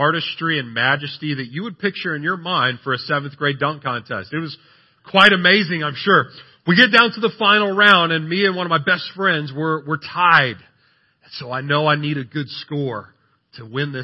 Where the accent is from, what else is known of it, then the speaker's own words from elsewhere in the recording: San Antonio, Texas, United States; I'm from San Antonio